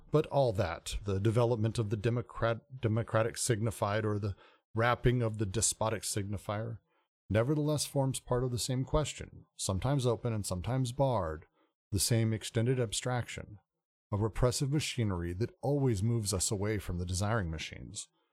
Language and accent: English; United States; being an American